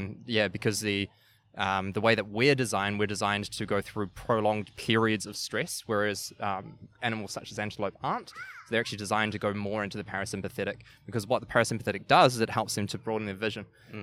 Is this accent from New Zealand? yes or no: yes; New Zealand; accent: New Zealand; moved away; When I went overseas, I lived in a few different countries. And I held on to my New Zealand accent, yes, but I lost actually quite a bit of it, eh?